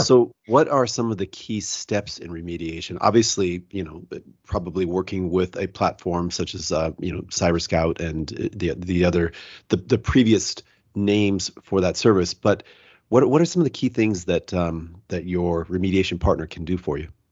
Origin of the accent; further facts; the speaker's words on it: Seattle, Washington, United States; also born or lived in Salt Lake City; I'm actually from Seattle, which is nice and cool, but I'm down in, uh, Salt Lake City right now